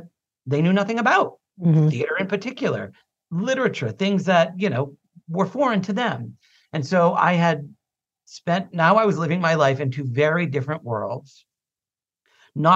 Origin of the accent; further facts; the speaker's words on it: Boston, Massachusetts, United States; I grew up in South Boston, very working class